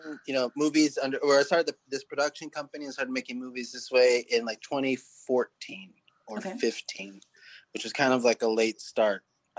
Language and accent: English; San Diego, California, United States; I'm from San Diego. Okay. Yeah. Whenever I'm abroad, I always say, like, I was born in California. To be sort of vague. My parents are my family, I'm Mexican